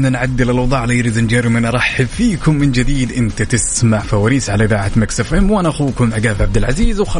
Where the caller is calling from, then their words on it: Jeddah, Makkah Province, Saudi Arabia; من جدة